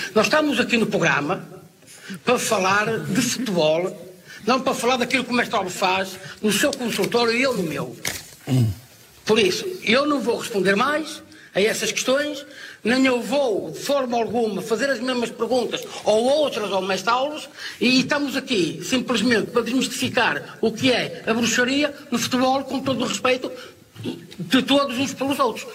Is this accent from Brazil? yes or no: no; Portugal; Eu falo só simplesmente como português